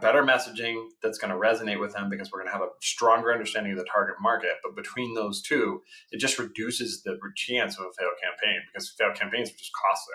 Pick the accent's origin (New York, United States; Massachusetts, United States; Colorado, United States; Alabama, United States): Colorado, United States; I grew up in Colorado